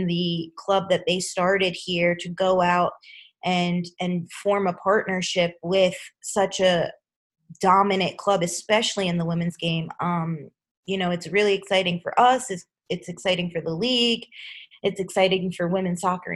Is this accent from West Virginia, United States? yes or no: no; Long Island, New York, United States; I grew up on Long Island, New York